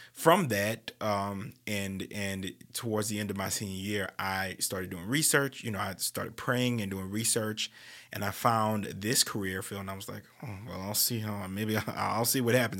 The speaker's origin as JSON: {"language": "English", "town": "New Orleans", "region": "Louisiana", "country": "United States", "tie": "born or raised there", "said": "New Orleans is just like that in general, and, you know, that's my hometown"}